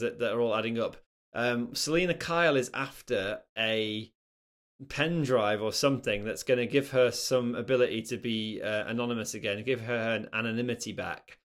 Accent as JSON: {"language": "English", "town": "Nottingham", "region": "East Midlands", "country": "United Kingdom", "tie": "born or raised there", "said": "I grew up in Nottingham"}